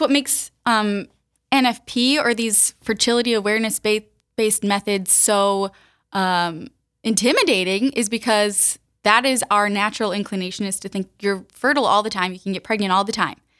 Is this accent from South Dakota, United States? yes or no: yes; Sioux Falls, South Dakota, United States; moved away as an adult; also born or lived in the South (US); raised in Sioux Falls, so I'm from here originally